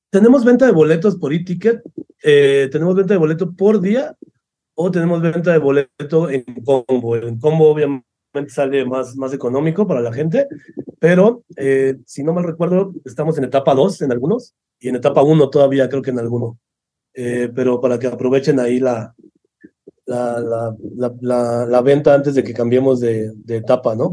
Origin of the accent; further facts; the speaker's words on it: Mexico City, Mexico; Yo soy de Ciudad de México y la mayoría de equipo del festival es de Ciudad de México